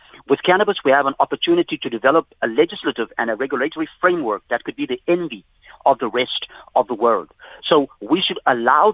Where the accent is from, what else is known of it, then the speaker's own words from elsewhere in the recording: South Africa; we, as African people, as South African people